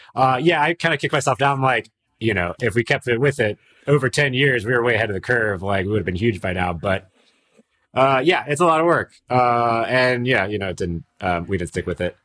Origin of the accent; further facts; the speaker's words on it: Miami, Florida, United States; I'm from Miami as well